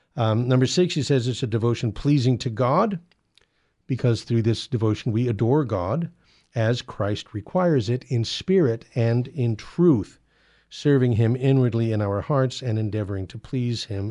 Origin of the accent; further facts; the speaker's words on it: California, United States; I was born in California